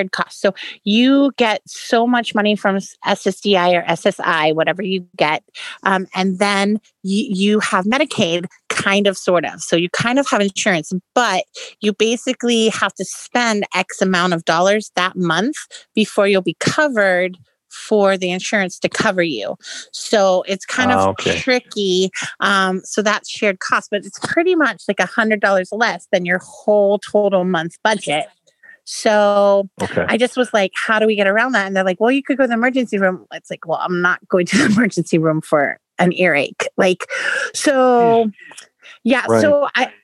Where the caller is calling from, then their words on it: Florida, United States; I'm calling from Florida.